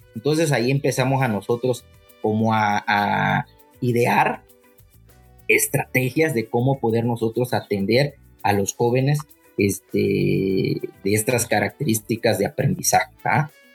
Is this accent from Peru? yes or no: no; Puebla, Mexico; moved away as an adult; yo vengo de Puebla, trabajé en Puebla